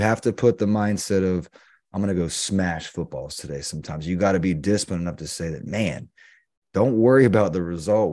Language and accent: English; the Carolinas, United States; We grew up in the Carolinas